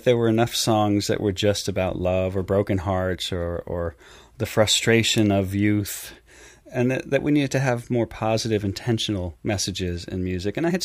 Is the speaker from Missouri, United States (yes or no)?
no; Long Island, New York, United States; also born or lived in San Diego, California / Westchester County, New York; by the time I was six, I was here in New York, in Long Island, of all places, where I spent most of my life